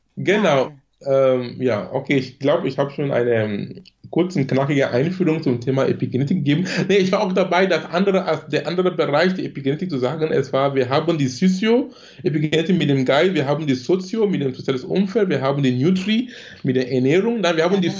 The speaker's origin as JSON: {"language": "German", "country": "Cameroon", "tie": "born or raised there", "second_language": "German", "moved": "as an adult", "lives_now": "Germany", "said": "ich bin gebürtiger Kameruner"}